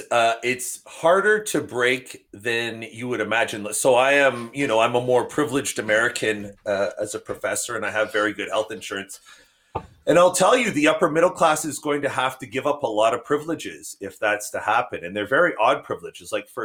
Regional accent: Canada; now in United States; You know, one thing about the United States, when I immigrated here from Canada, was I noticed that people did not see personal benefit in containing desperation of surrounding communities.

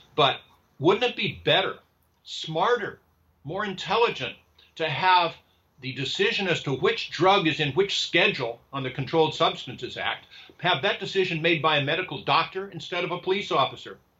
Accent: California, United States; in California, which is my home state

